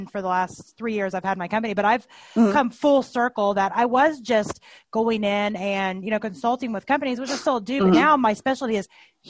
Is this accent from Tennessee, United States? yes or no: yes; Tennessee, United States; I grew up in Tennessee, as many of you all know, and I've been in the North now for a while, so I have a completely horrible, muddled accent.